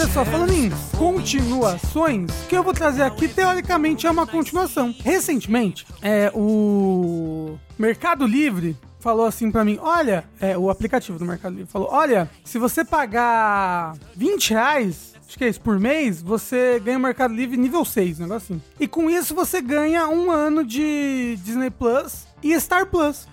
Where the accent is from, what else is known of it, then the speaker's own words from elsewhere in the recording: Brazil; a gente é brasileiro